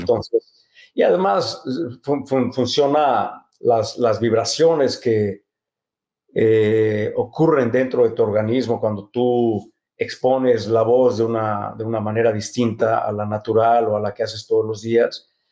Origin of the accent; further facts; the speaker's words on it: Mexico City, Mexico; se mudaron a la Ciudad de México sin, sin conocer a nadie, sin, sin, sin dinero, sin nada más que el amor por el teatro. Y ahí nacimos mis hermanos y yo